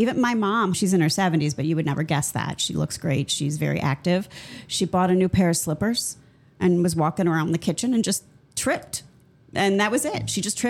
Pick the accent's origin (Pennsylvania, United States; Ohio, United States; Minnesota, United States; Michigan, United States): Ohio, United States; Cleveland; accent: Midwestern; now in Florida, United States; I'm from Cleveland. It's the similar accent.